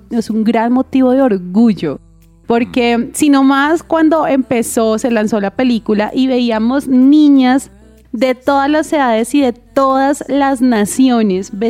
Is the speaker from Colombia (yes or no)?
yes; Colombia